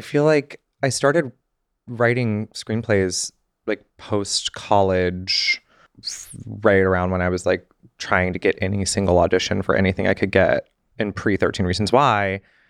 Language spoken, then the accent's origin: English; the South, United States; I had this like glamorization of Hollywood and like fame and celebrity and growing up in the South.